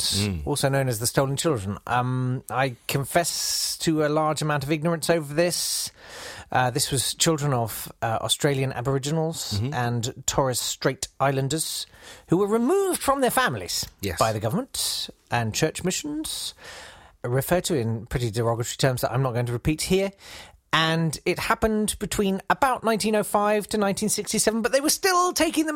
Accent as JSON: {"language": "English", "country": "United Kingdom", "said": "being British"}